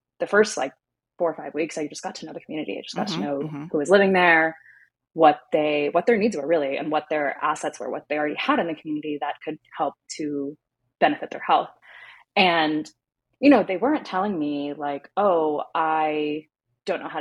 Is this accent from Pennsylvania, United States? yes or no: yes; Pittsburgh, Pennsylvania, United States; when I came back to my hometown of Pittsburgh here in the States